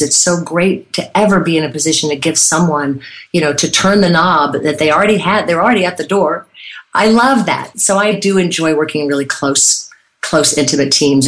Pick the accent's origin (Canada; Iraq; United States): United States; Irmo, South Carolina; I'm from Irmo, South Carolina